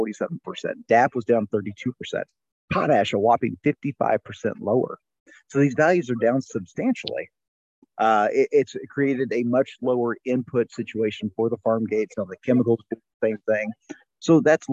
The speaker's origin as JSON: {"language": "English", "region": "Northwest Missouri", "country": "United States", "tie": "born or raised there", "said": "I grew up in Northwest Missouri, family farm, just between St. Joe and Kansas City"}